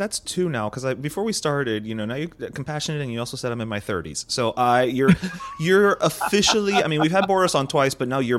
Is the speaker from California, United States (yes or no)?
no; Miami, Florida, United States; I am talking to fellow Miamians who have left, who have tamped down the accent